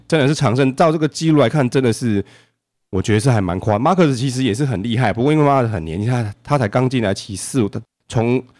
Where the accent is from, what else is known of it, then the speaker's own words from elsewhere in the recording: Taiwan; 就是我们台湾人就喜欢尊称他为猴王嘛